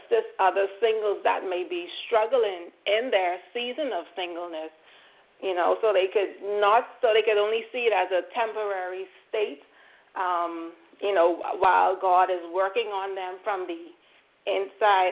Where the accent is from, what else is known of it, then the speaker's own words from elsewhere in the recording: Bahamas; I'm here from the Bahamas.